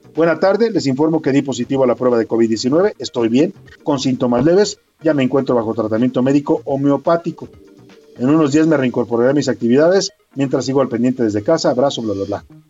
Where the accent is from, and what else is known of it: Mexico